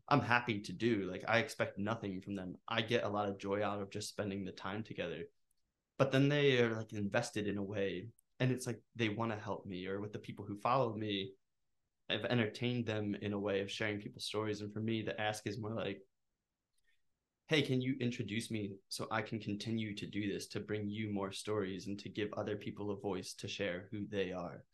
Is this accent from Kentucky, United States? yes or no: no; Norristown, Pennsylvania, United States; also born or lived in Northern Liberties, Philadelphia; I'm from Norristown